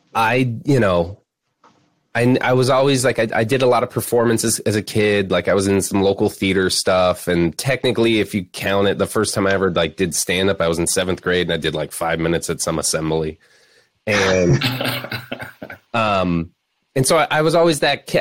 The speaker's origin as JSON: {"language": "English", "region": "Florida Keys", "country": "United States", "tie": "born or raised there", "also_born_or_lived": "Chicago", "moved": "yes", "said": "grew up in the Florida Keys"}